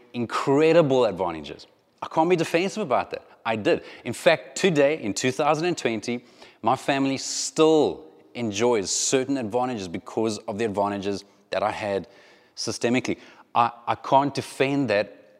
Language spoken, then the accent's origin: English; South Africa; moved away; if you grew up in South Africa at the same time that I grew up in South Africa